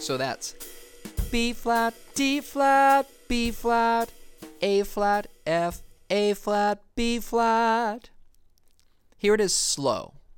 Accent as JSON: {"language": "English", "town": "Foxborough", "region": "Massachusetts", "country": "United States", "tie": "born or raised there", "said": "I grew up in Foxborough, Massachusetts"}